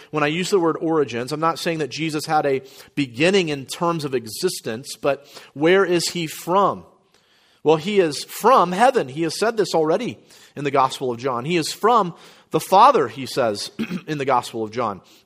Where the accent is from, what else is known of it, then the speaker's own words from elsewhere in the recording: Florida, United States; moved away; also born or lived in New Orleans, Louisiana / Midwest; my parents moved back to Florida, where they were from. And so I grew up very much a, a Floridian